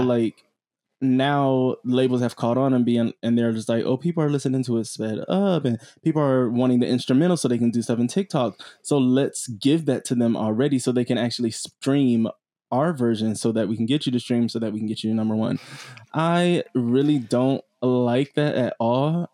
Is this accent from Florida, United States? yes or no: yes; South Florida, United States; I'm from South Florida